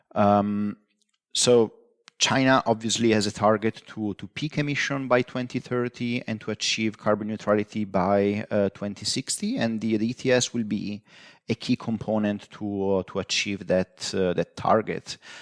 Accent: northeastern Italy, Italy; moved away; I grew up in, uh, northeastern, uh, Italy

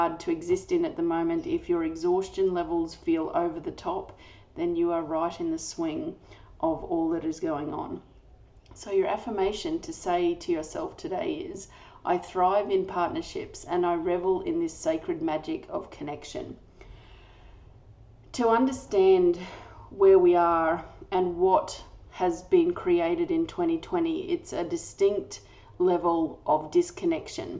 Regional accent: Australia; I'm an Australian energy healer

